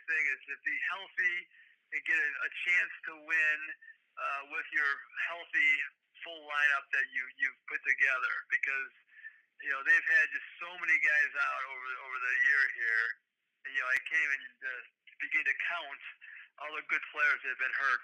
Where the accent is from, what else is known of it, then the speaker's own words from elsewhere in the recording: Chicago, Illinois, United States; I grew up on the Southside